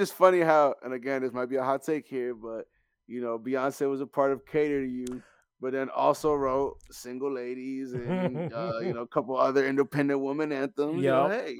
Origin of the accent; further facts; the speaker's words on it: Canada; I'm a Canadian. So I was like, hold on, this is an actual song.